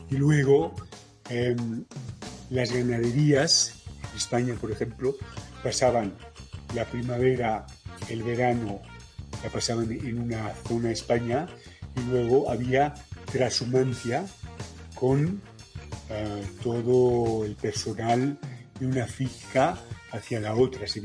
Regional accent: Panama; born there; De hecho, yo nací en Panamá, pero la intención era que yo naciese

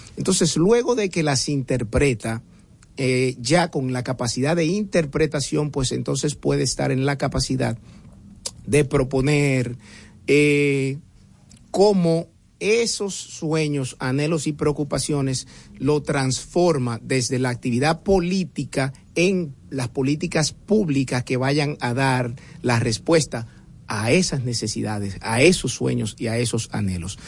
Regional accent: Santo Domingo, Distrito Nacional, Dominican Republic; me crié en Atala. El que sepa lo que es Atala sabe muy bien que es un barrio de clase media pura que está al lado de Honduras, está al frente del 30 de mayo

